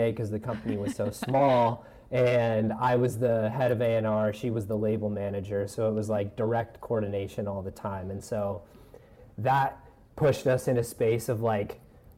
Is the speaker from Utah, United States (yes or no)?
no; Denver, Colorado, United States; moved away as an adult; also born or lived in Bayside, Queens, New York; now in New York, United States; I grew up in Denver, Colorado